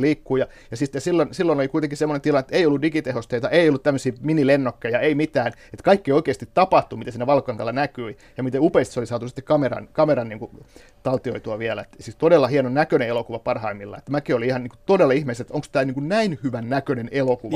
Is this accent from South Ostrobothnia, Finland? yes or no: yes; Kauhava, South Ostrobothnia, Finland; moved away; mä oon itse eh, syntyisin Kauhavalta, eli just näiltä kulmilta, mistä nämä miehet lähtee sotaan. Ja, ja itse asiassa mun oma, oma kotitalo Kauhavalla